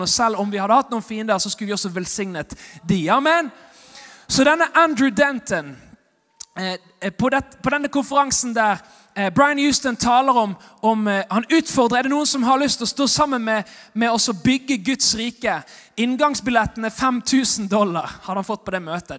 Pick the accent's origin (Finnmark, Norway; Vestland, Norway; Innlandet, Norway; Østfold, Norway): Vestland, Norway; Bergen; jeg er bergenser og evangelist